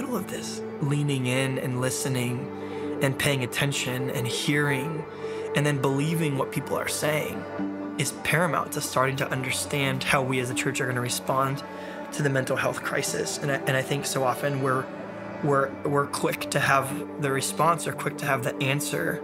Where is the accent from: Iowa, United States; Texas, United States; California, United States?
California, United States; San Diego; I'm from San Diego, California